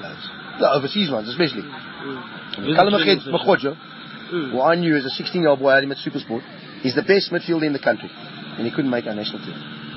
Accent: South Africa; It's my country. I've been brought up here. I was bred here. I've born here

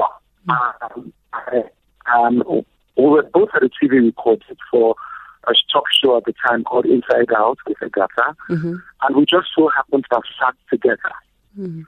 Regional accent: Lagos, Nigeria; I grew up in Lagos, Nigeria

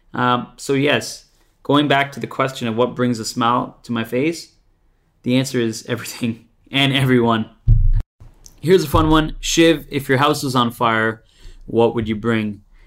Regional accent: Brampton, Ontario, Canada; moved away as an adult; also born or lived in Toronto; now in Australia; they're from my hometown

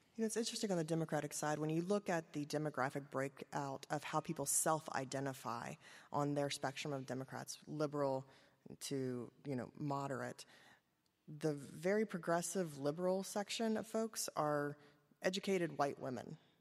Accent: Kentucky, United States; I am from Kentucky

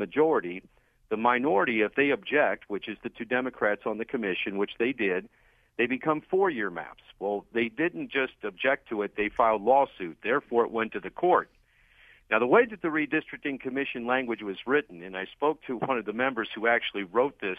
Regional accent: Summit County, Ohio, United States; I'm from Summit County

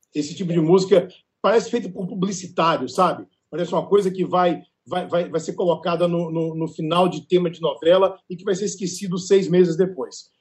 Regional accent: Natal, Rio Grande do Norte, Brazil; moved away; also born or lived in Bahia; eu sou baiano, criado em Natal

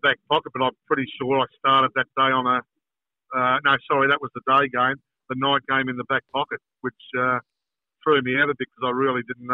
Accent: Melbourne, Victoria, Australia; I was born and bred in Pascoe Vale

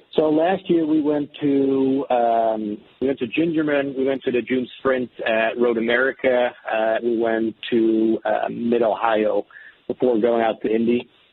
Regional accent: Amsterdam, North Holland, Netherlands; moved away as an adult; I'm, I'm originally from the Netherlands, Amsterdam.

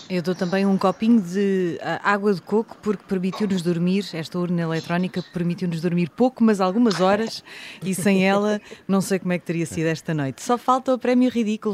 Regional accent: Portugal; como portuguesa de Portugal

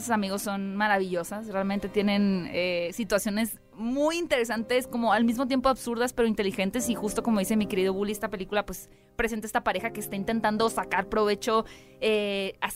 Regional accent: Hermosillo, Sonora, Mexico; Es que yo soy de Hermosillo, allá no cantamos

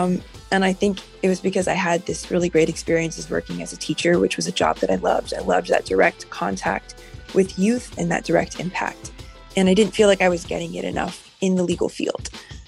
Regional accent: Miami, Florida, United States; now in Los Alamitos, United States; I grew up in Miami, Florida, so I definitely identify as a Miami girl. And I grew up in a difficult home situation, in poverty with significant abuse and neglect.

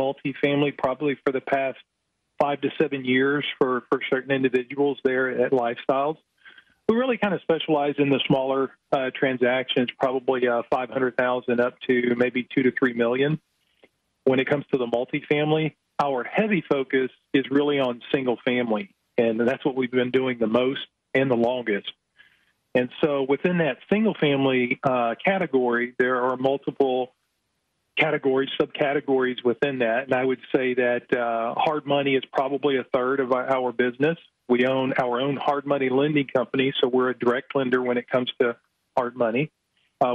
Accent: Houston, Texas, United States; moved away as an adult; now in Dallas, United States; he and I grew up together in Houston

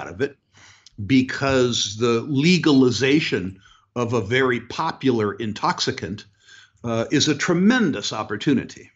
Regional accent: United States; moved away as an adult; also born or lived in Canada; being American

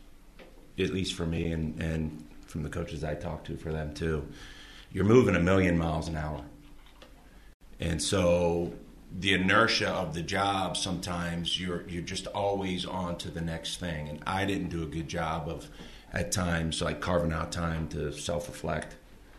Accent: Baltimore, Maryland, United States; moved away as an adult; also born or lived in Milwaukee, Wisconsin; now in Park City, United States; as a 16-year-old growing up outside Baltimore City

